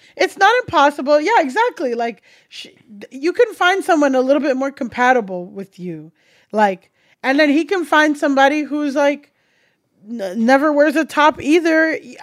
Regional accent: South Florida, United States; moved away as an adult; also born or lived in Orange County, California; I grew up in South Florida and I went to college in Orange County, California

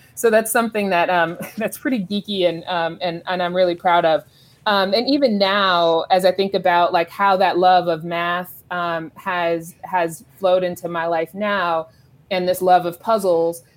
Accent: Los Angeles, California, United States; I grew up in South Los Angeles

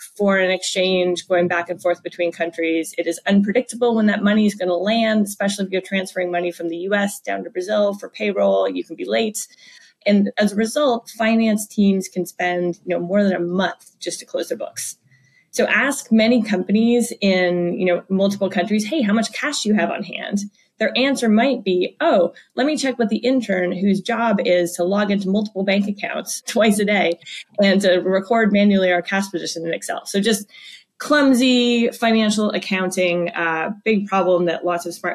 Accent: Canada; now in United States; my family back in Canada

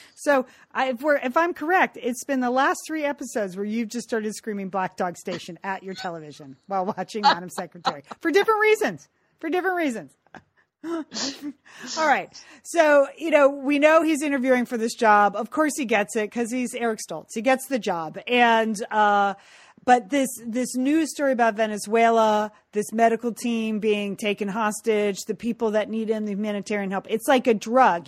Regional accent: California, United States; speaking as a Californian

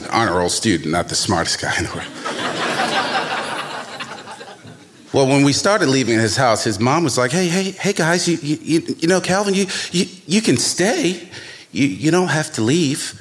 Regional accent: Baltimore, Maryland, United States; young black man growing up in Baltimore, 19 years old

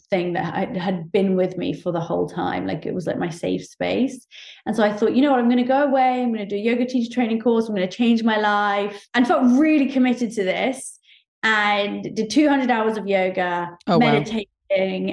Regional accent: Oxford, South East England, United Kingdom; also born or lived in Saudi Arabia; I grew up in Oxford in the UK

